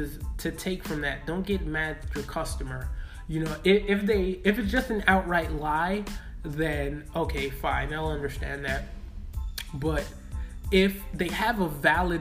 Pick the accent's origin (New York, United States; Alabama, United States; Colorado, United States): New York, United States; New York City; I'm from Brooklyn.